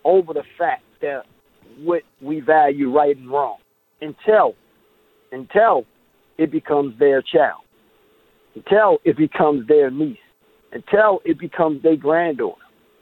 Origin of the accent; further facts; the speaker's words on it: Baltimore, Maryland, United States; now in Florida, United States; I'm from, born and raised in Baltimore